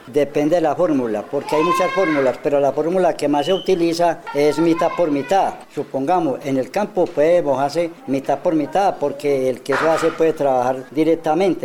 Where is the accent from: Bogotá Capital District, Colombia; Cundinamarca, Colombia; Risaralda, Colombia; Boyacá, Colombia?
Risaralda, Colombia; Pereira; also born or lived in Urabá; now in Anorí, Colombia; Nací en Pereira